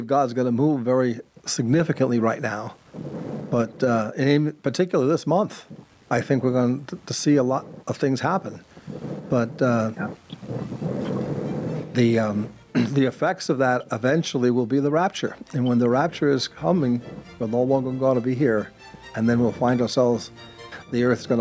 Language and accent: English; Long Island, New York, United States; I come from an Irish Catholic family, and one of the things I've always remembered growing up in Long Island, New York